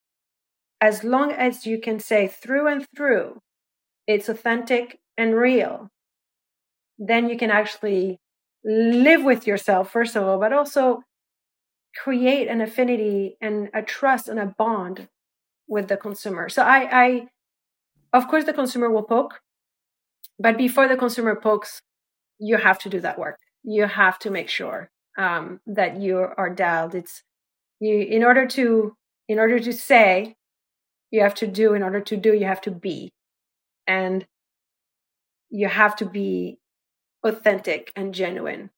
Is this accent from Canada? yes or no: no; France; moved away; I was the French kid